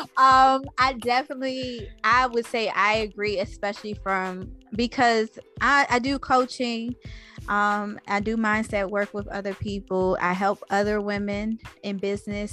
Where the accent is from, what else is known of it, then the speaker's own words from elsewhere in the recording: Washington, District of Columbia, United States; also born or lived in Los Angeles; now in Atlanta, United States; I'm from Anacostia originally. Um, I live in Atlanta now. I lived